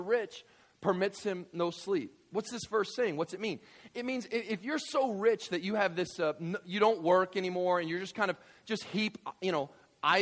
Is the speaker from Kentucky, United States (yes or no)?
yes; West Kentucky, United States; I grew up in West Kentucky